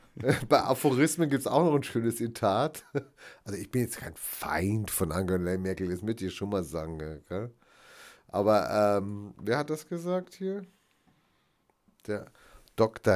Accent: North Rhine-Westphalia, Germany; Ich hatte ja auch meine Schulbildung in Nordrhein-Westfalen erfahren und nicht in Bayern

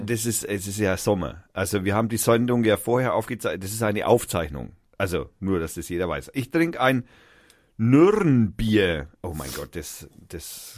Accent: Fürth, Bavaria, Germany; wir sind aus Fürth

